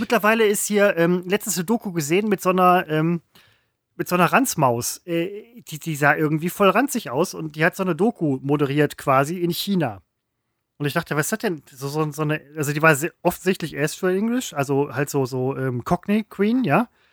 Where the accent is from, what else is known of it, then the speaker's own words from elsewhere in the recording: West Germany, Germany; also born or lived in Falkensee, Brandenburg; Ja, ich bin ein Wessi